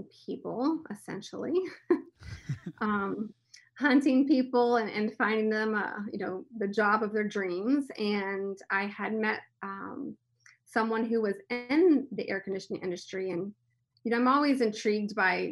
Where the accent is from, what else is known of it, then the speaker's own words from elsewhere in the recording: Miami, Florida, United States; I was born in Miami, and so we would travel the Everglades quite a bit